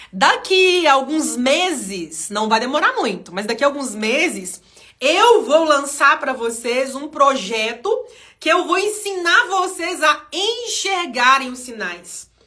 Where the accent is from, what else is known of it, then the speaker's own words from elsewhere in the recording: Minas Gerais, Brazil; Aqui em Minas Gerais, para quem não sabe, eu sou mineira, né, gente? Para quem ainda não sacou no meu vocabulário aqui, né, no modo eu falar, eu sou mineira.